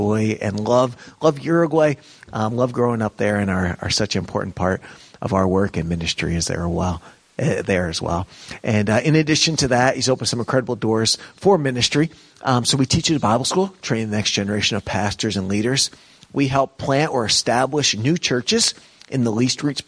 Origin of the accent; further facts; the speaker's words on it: New York, United States; moved away as an adult; growing up in New York